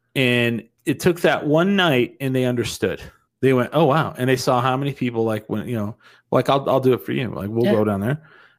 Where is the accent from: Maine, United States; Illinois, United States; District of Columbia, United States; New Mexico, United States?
New Mexico, United States; I'm from New Mexico.